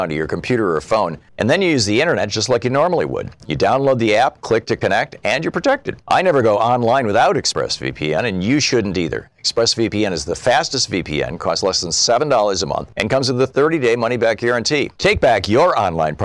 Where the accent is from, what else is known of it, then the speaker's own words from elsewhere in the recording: Michigan, United States; This is the state of Michigan, my home state.